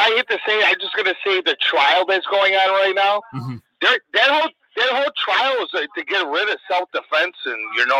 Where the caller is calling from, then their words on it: Chicago, Illinois, United States; I'm calling from Illinois, Chicago.